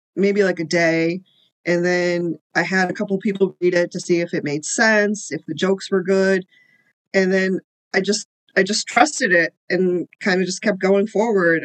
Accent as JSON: {"language": "English", "region": "Illinois", "country": "United States", "tie": "born or raised there", "also_born_or_lived": "India"}